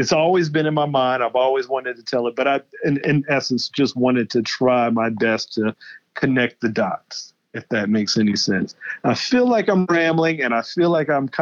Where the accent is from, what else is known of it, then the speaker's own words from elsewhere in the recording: Charleston, South Carolina, United States; I'm born and raised in Charleston, South Carolina